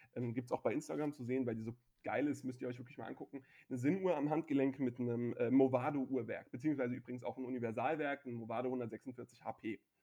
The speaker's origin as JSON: {"language": "German", "town": "Frankfurt", "region": "Hesse", "country": "Germany", "tie": "born or raised there", "said": "dass ich als Frankfurter und sogar ähm, Höchster bzw. Sossenheimer ähm, nicht nur aus der Stadt, sondern sogar aus dem Stadtteil komme"}